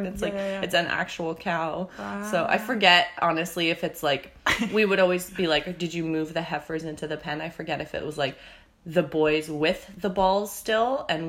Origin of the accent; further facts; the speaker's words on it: Langley, British Columbia, Canada; so I was born in Langley.